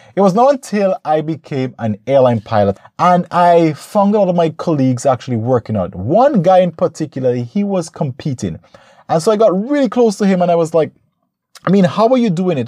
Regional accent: St. Vincent & Grenadines; my home country, Saint Vincent

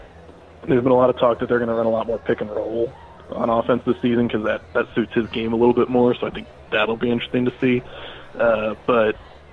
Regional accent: Ohio, United States; I grew up in Ohio

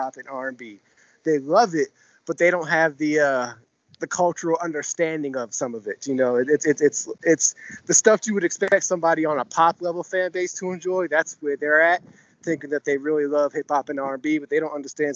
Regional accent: New Brunswick, New Jersey, United States; now in New Zealand; I'm originally from Jersey.

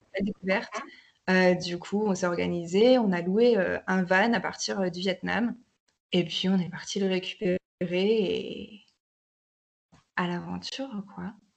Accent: Bordeaux, Nouvelle-Aquitaine, France; now in Spain; j'ai 28 ans, je suis originaire de Bordeaux et euh, je suis actuellement en Espagne

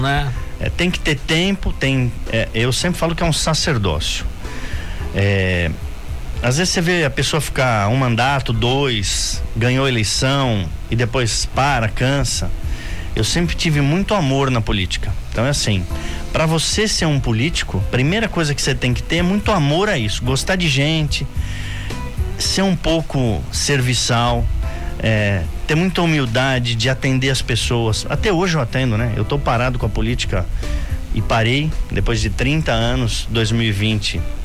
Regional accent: São Paulo, Brazil; moved away as an adult; now in Indaiatuba, Brazil; Eu sou nascido em São Paulo, fui nascido como a gente diz aqui, nascido e criado lá

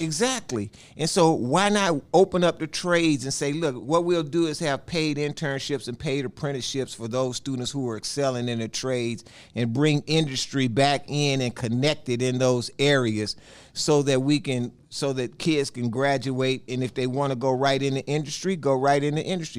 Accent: Houston, Texas, United States; I was born in Fifth Ward, you know, which is all black community, and I was born in a all black hospital

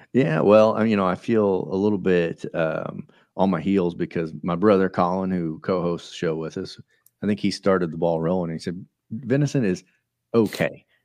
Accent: Russellville, Missouri, United States; we're from Russellville, Missouri, and I think we got a population of 670 folks

